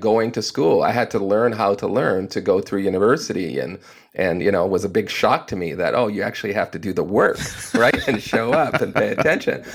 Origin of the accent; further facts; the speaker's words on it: Canada; as a Canadian